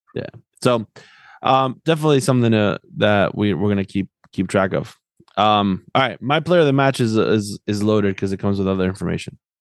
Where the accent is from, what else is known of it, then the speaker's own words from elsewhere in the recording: Argentina; moved away; growing up in Argentina